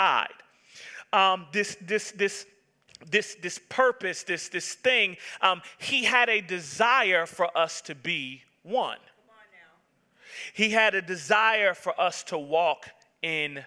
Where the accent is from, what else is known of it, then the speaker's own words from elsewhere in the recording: Atlanta, Georgia, United States; I was born and raised in Atlanta, Georgia